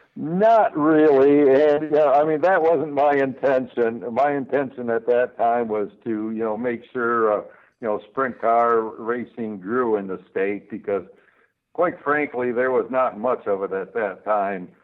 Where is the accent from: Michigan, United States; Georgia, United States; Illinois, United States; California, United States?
Michigan, United States; I've always lived in Michigan